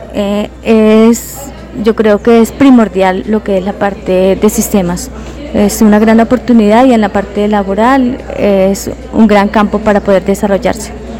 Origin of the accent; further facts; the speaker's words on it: Saravena, Arauca, Colombia; moved away as an adult; now in Pereira, Colombia; yo soy de Saravena, Arauca.